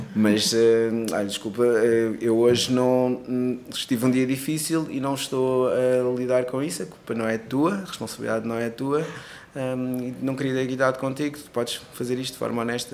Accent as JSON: {"language": "Portuguese", "country": "Cape Verde", "tie": "born or raised there", "also_born_or_lived": "Portugal", "moved": "yes", "said": "eu nasci em Cabo Verde, mas também tenho dupla nacionalidade, mas sim, nasci sim. em Cabo Verde"}